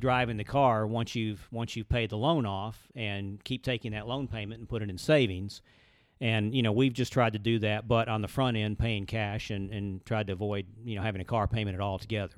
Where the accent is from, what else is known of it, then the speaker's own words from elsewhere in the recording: Birmingham, Alabama, United States; grew up in Birmingham, Alabama